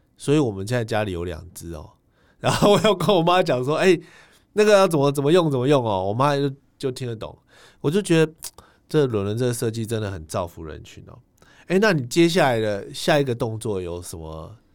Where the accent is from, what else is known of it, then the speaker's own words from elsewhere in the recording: Taiwan; 我们是台湾人